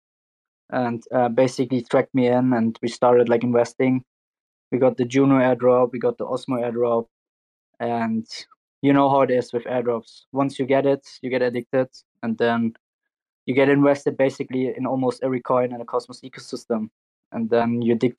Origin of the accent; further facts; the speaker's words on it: Turkey; my home country